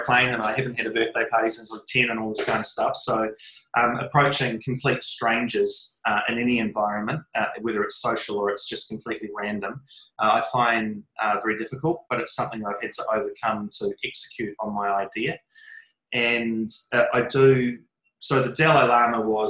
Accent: New Zealand; part of being a Kiwi, part of being a New Zealander

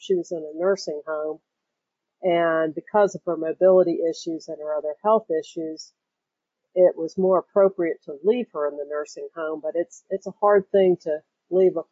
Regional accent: North Carolina, United States; I'm from North Carolina, and I've been through a lot of hurricanes

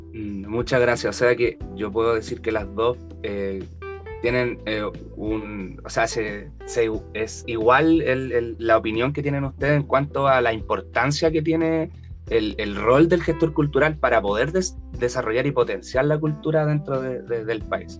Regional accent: Chile; como ciudadanos chilenos

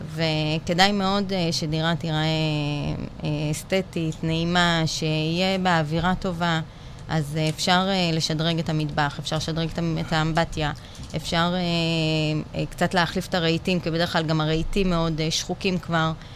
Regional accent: Bat Yam, Tel Aviv District, Israel; now in Holon, Israel; גדלתי בבת ים, היום אני גרה בחולון

